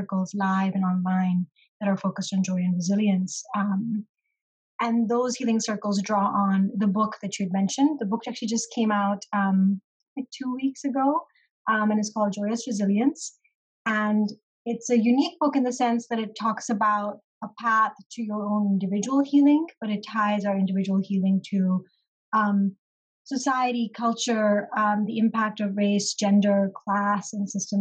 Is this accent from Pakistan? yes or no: yes; Pakistan; moved away; originally I am from Pakistan, and that is where my family lives